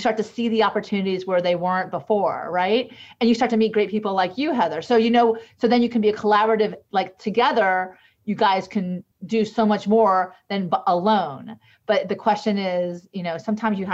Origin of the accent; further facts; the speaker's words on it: United States; I'm the gringa from the United States